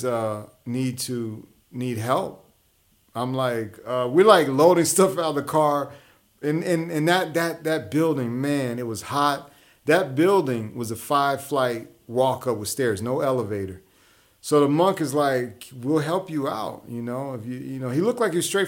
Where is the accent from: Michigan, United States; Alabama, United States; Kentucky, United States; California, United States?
Alabama, United States; Huntsville; moved away as an adult; also born or lived in New York City; my hometown of Huntsville, Alabama